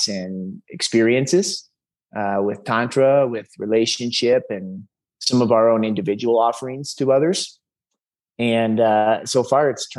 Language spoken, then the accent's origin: English; Chicago, Illinois, United States; moved away as an adult; also born or lived in Mexico; I grew up in Chicago. Spent the majority of my life there until actually COVID started